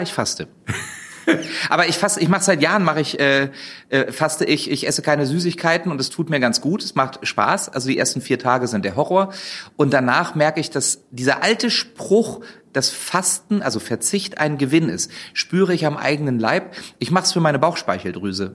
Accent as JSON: {"language": "German", "town": "Wolfsburg", "region": "Lower Saxony", "country": "Germany", "moved": "yes", "said": "ich komme ja ursprünglich aus Wolfsburg."}